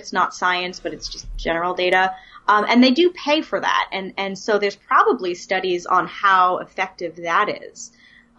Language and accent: English; New York City, New York, United States; moved away as an adult; also born or lived in Williamsport, Pennsylvania; now in Manchester, United States; I grew up on Staten Island, which is 500,000 people on a tiny island with garbage